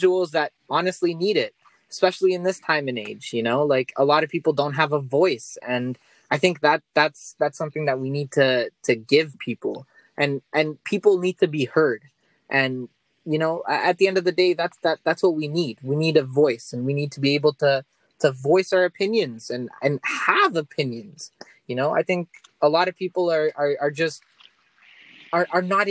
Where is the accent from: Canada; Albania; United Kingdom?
Canada; Toronto, Ontario; I'm from Toronto, Canada.